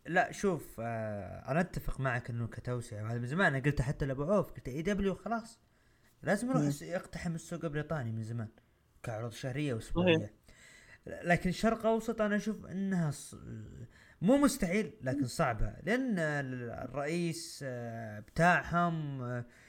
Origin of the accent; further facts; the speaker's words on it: Saudi Arabia; عندنا بالسعوديه